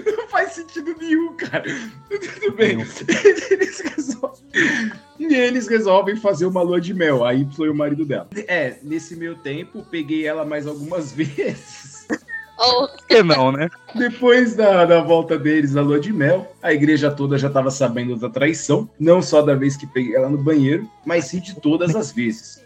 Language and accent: Portuguese; São Paulo, Brazil; que sou paulista